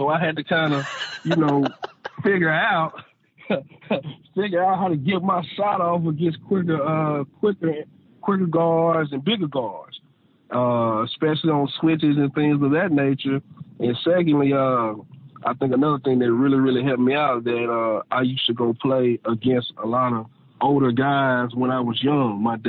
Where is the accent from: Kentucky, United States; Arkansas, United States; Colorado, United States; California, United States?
Arkansas, United States; growing up in Arkansas